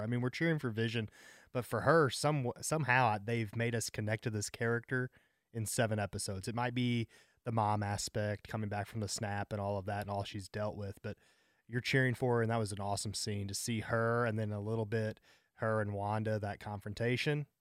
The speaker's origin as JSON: {"language": "English", "town": "St. Louis", "region": "Missouri", "country": "United States", "said": "I'm from Saint Louis"}